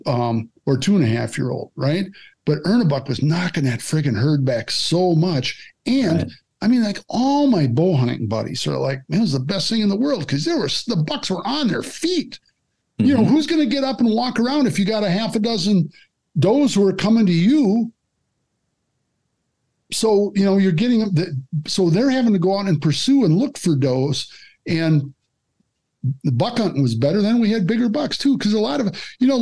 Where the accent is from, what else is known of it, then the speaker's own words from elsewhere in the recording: Kaz, Wisconsin, United States; I'm from Kaz